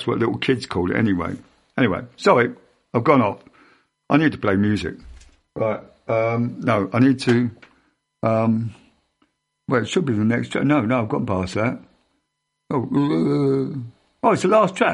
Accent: Ottery St Mary, South West England, United Kingdom; I was born in Ottery St Mary

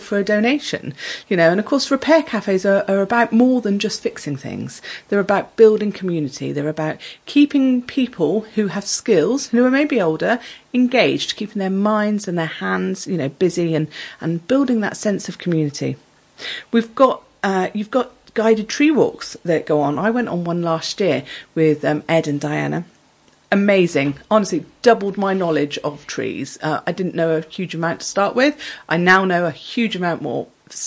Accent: Exmouth, South West England, United Kingdom; I'm from Exmouth

